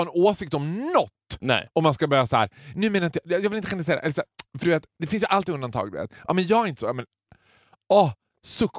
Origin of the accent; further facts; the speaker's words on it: Borlänge, Dalarna County, Sweden; jag kommer från Borlänge.